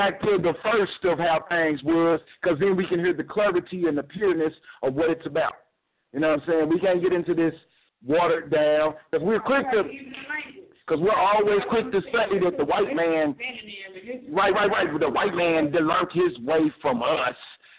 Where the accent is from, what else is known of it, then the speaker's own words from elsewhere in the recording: Louisville, Kentucky, United States; Yes, I'm from Louisville. But I try to tell my wife, it's not like the Kentucky you know.